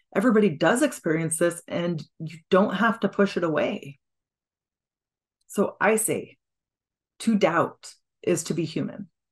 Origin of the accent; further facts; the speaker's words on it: Washington, United States; I'm from Washington State